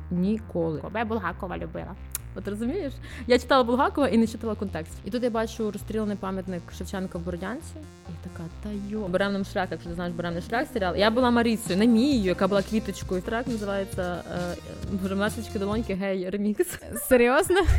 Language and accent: Ukrainian; Vinnytsia, Vinnytsia Oblast, Ukraine; ну я з Вінниці, але в мене російськомовна родина і. Е, українську, типу, я вивчала в школі класно, тобто все все українською